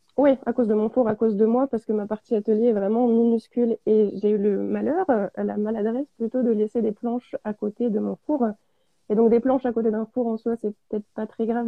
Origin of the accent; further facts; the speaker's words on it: Auvergne-Rhône-Alpes, France; je suis auvergnate, euh, j'habite dans l'Allier à, à QC, à côté de Vichy.